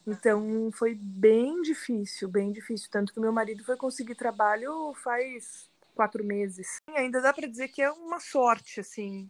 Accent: São Paulo, Brazil; moved away as an adult; also born or lived in São Bernardo do Campo, Brazil; now in Alcalá de Henares, Spain; eu sou de São Paulo, sou nascida em São Paulo, vivi muitos anos em São Bernardo, mas nos últimos 10 anos já vivi em São Paulo

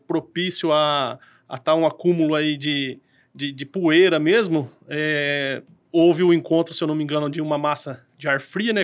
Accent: Cambira, Paraná, Brazil; eu ali sou da cidade de Cambira ali e trabalho aqui em Apucarana

